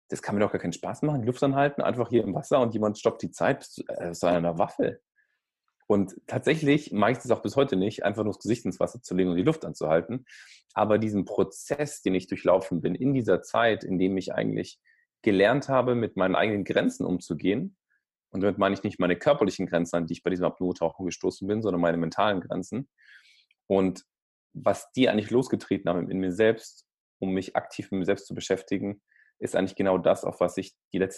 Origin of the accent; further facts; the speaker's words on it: Baden-Württemberg, Germany; Vor allem ich als Schwabe, ja, das wäre ja doof.